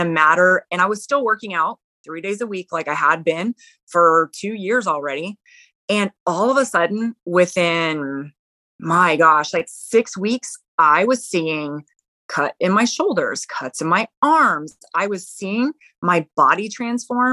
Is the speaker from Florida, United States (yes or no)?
no; La Vernia, Texas, United States; I'm from Texas, live in a small town, Lavernia, Texas